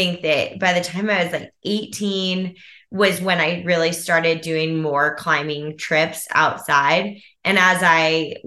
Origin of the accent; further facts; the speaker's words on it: Alexandria, Virginia, United States; grew up in the Washington, D.C. area in a town called Old Town, Alexandria, Virginia.